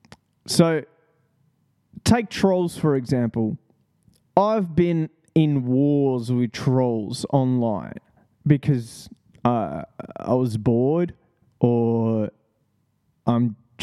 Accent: Australia; That's what I love about Australians. We seriously just don't give a fuck.

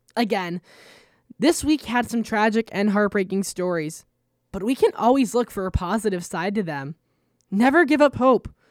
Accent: United States; as an American

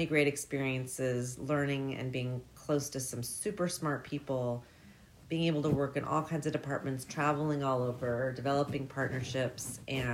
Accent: Bellevue, Washington, United States; also born or lived in Seattle / Mercer Island; I grew up in Bellevue, Washington

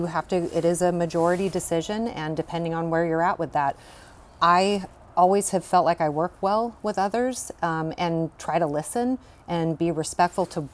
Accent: Shelton, Washington, United States; I grew up in Shelton and graduated from Shelton High School myself. Came back to raise a family here

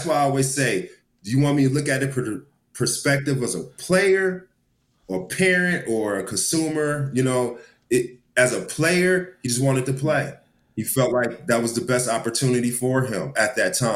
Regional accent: Dallas, Texas, United States; we grew up together here in Dallas

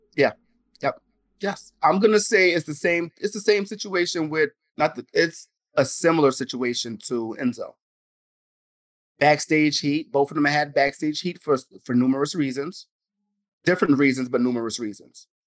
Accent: New York City, New York, United States; we're from New York. We're from the Bronx

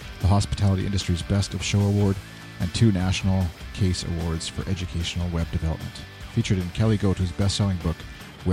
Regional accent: Canada; As a Canadian

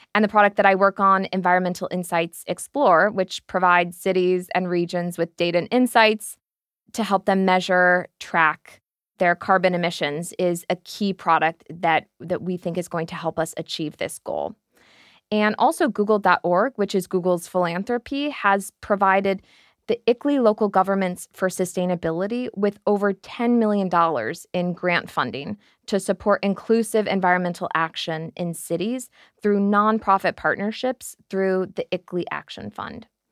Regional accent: United States; moved away as an adult; also born or lived in New York; now in London, United Kingdom; I'm an American based here in London

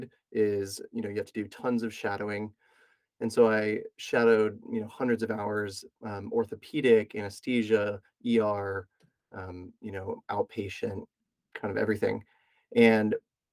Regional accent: Knoxville, Tennessee, United States; also born or lived in Florida; I was born in Florida, was seven, moved to Knoxville, Tennessee. And so I kind of consider that being where I grew up

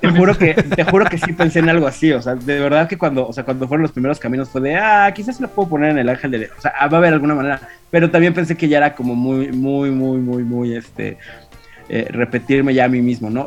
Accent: Mexico City, Mexico; yo soy chilango

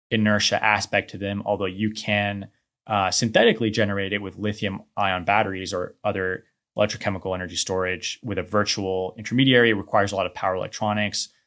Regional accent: Houston, Texas, United States; also born or lived in New Orleans / Atlanta / New Mexico; moved here when I was one. Okay. So we'll pretty much, uh, I guess you could say I'm from Houston.

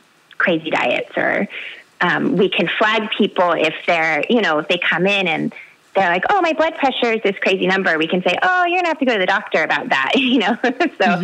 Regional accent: the Bay Area, California, United States; I grew up in the Bay Area

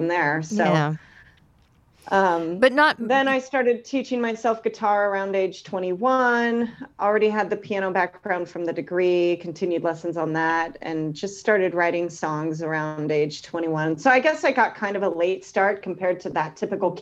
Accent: Concord, California, United States; now in Sacramento, United States; I grew up in Concord

